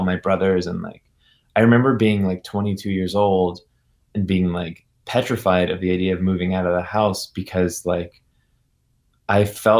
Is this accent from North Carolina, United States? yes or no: yes; Chapel Hill, North Carolina, United States; Right now, I'm actually in LA, but I'm from Chapel Hill, North Carolina